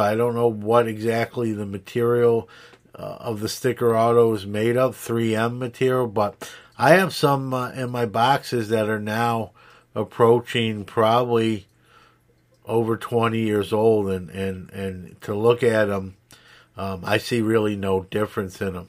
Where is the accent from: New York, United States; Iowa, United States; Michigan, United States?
New York, United States; New York City; now in Syracuse, United States; I'm from New York City. I'm from Brooklyn originally. Uh, I'm in Syracuse now